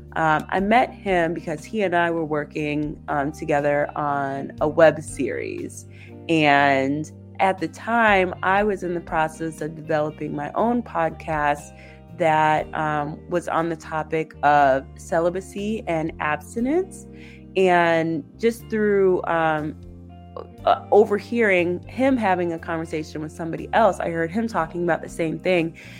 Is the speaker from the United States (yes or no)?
yes; Ypsilanti, Michigan, United States; I'm from Ypsilanti, Michigan